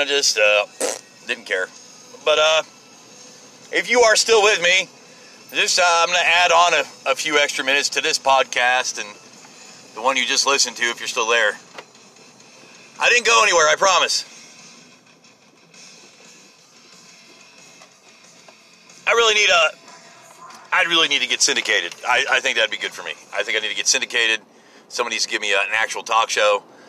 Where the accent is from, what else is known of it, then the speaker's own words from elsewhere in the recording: United States; as an American